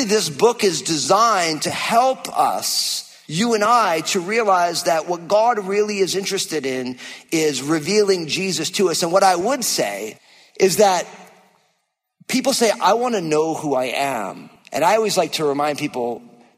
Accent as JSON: {"language": "English", "region": "New Jersey", "country": "United States", "tie": "born or raised there", "moved": "yes", "said": "my home state of New Jersey"}